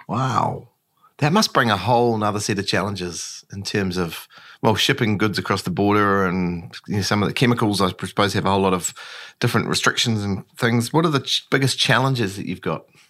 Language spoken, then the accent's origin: English; New Zealand; when we're from New Zealand